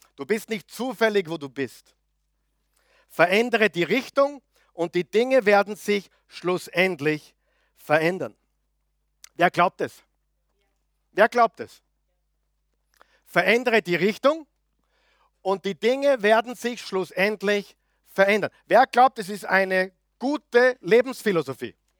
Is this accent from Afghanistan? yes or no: no; Linz, Upper Austria, Austria; moved away as an adult; now in Vienna, Austria; Guter Oberösterreicher, gebürtiger Linzer, Müllviertler, Anti-Wien